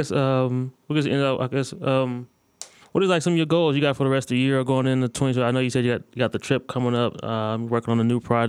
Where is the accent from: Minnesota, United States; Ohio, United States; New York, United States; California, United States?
Ohio, United States; Akron; now in Dallas, United States; My dad grew up in Chicago, and me growing up in Akron, Ohio.